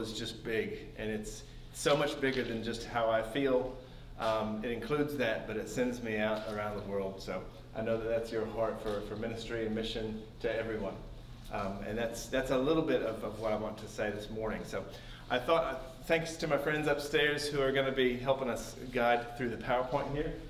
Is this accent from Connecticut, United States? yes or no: no; Bolivar, Missouri, United States; moved away as an adult; also born or lived in Springfield, Missouri; now in New Zealand; I was born in Springfield, but I was raised in Bolivar